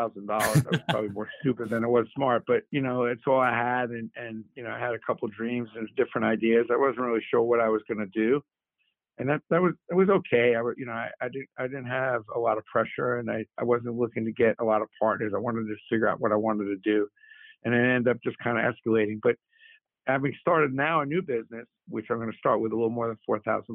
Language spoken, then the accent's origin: English; New York City, New York, United States; also born or lived in Syracuse; grew up in Brooklyn